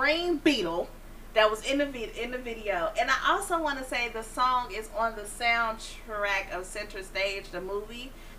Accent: Chicago, Illinois, United States

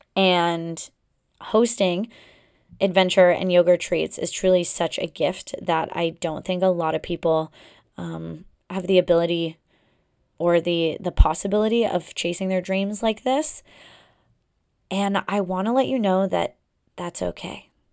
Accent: Pacific Northwest, United States; now in Boston area, United States; I come from the Pacific Northwest

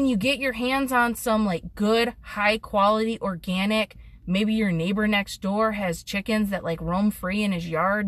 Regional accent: United States

